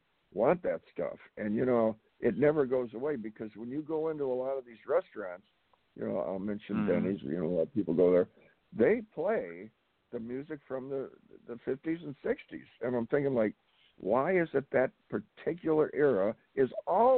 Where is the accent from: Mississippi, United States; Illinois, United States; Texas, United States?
Illinois, United States; Chicago; in Chicago, and that's my hometown